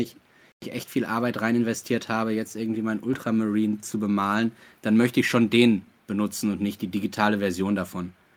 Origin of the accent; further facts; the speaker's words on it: Ruhr area, North Rhine-Westphalia, Germany; moved away; ich komme aus dem Ruhrgebiet